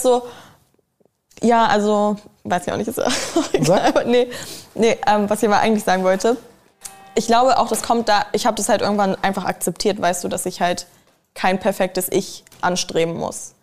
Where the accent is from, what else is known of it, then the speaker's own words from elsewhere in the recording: a village outside Hanover, Lower Saxony, Germany; also born or lived in Spain; now in Berlin, Germany; Ich bin in Hannover zur Schule gegangen, also auf dem Dorf außerhalb von Hannover